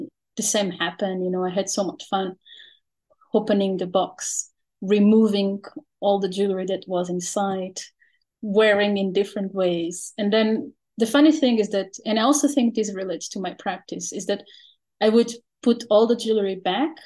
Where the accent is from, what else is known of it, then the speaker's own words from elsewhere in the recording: Portugal; now in Netherlands; I am originally from Portugal